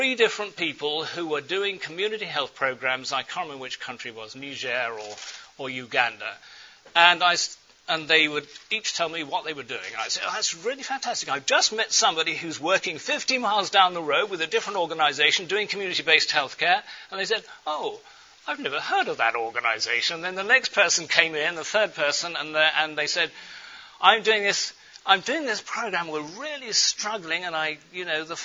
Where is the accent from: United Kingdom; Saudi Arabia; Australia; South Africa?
United Kingdom; England; accent: English; My English accent